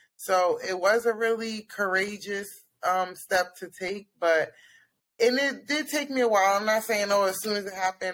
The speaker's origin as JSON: {"language": "English", "region": "Pennsylvania", "country": "United States", "said": "I'm from Pennsylvania."}